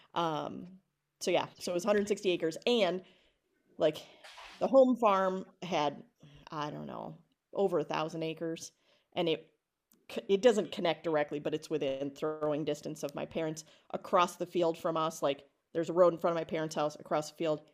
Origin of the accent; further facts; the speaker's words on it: Alma Center, Wisconsin, United States; moved away as an adult; also born or lived in Philadelphia; I grew up in Alma Center, Wisconsin, population four hundred and fifty-four when I was a kid